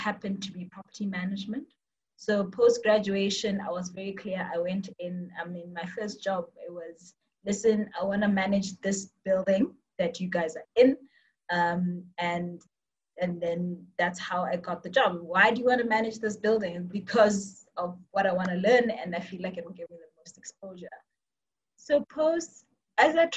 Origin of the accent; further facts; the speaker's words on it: Botswana; also born or lived in Cape Town, South Africa; I am from Botswana. I grew up here, studied in UCT, and did most of my life in Botswana